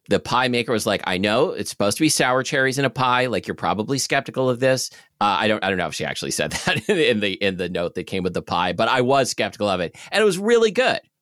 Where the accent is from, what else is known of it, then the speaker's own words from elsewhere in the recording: Portland, Oregon, United States; I grew up in Selwood in, uh, Southeast Portland, which is right next to Milwaukee